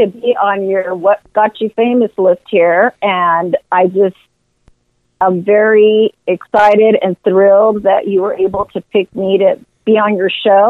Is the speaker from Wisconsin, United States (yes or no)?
no; California, United States; I'm here from America, born and raised. I was born in California